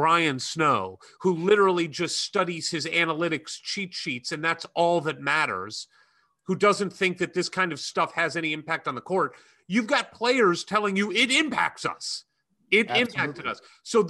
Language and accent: English; Florida, United States; I'm from Florida. I didn't know anything about the Indiana tradition and the what it meant to be a Hoosier.